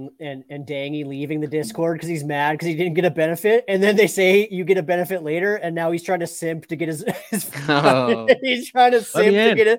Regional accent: Canada; I'm Canadian

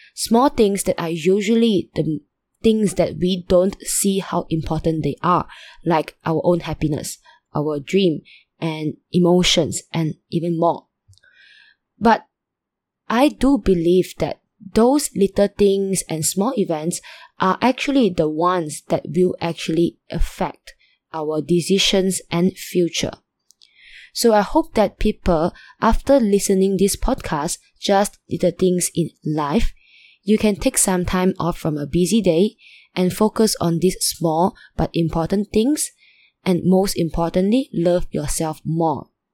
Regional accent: Malaysia; I'm from Malaysia, and currently I'm still a student

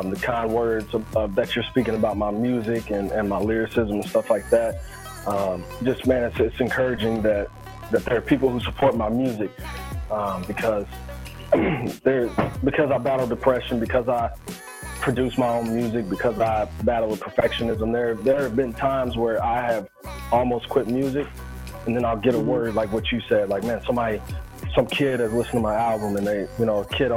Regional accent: the South, United States; also born or lived in Tennessee; I'm from the South

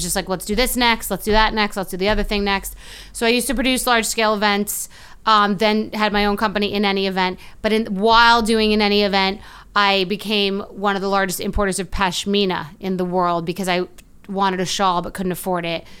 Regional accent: New York, United States; also born or lived in Queens, New York / Long Island, New York / California / Fort Lauderdale, Florida; I grew up mostly in New York. Was born in Queens, lived in Long Island.

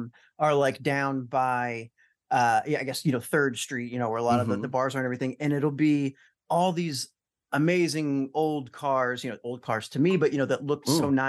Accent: Alton, Illinois, United States; I went to St. Peter and Paul, you know, forever, and I grew up in Alton.

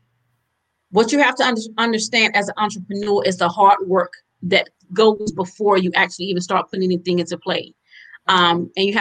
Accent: Halifax County, North Carolina, United States; now in Durham, United States; I'm originally from Halifax County, but I now reside in Durham, North Carolina

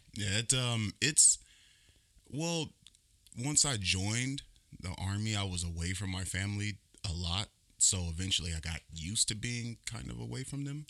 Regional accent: California, United States; also born or lived in Baton Rouge, Louisiana; I was born there in Baton Rouge, but I was raised in California

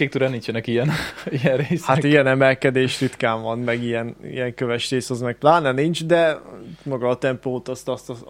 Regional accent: Great Hungarian Plain, Hungary; alföldiek vagyunk

